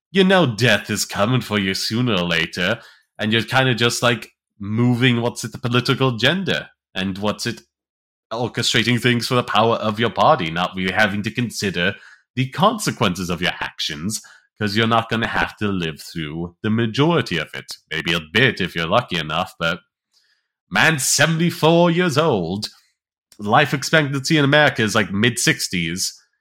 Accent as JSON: {"language": "English", "country": "United States", "said": "as American"}